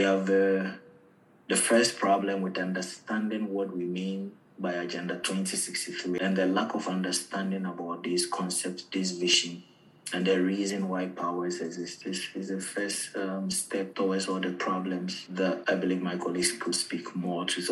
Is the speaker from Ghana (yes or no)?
yes; Ghana; moved away as an adult; also born or lived in Algeria; now in Ireland; I'm from Ghana